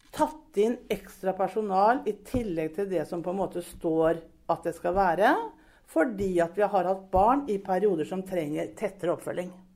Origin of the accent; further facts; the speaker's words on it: Brevik, Telemark, Norway; moved away as an adult; now in Sarpsborg, Norway; Brevik. Skikkelig Brevik-jente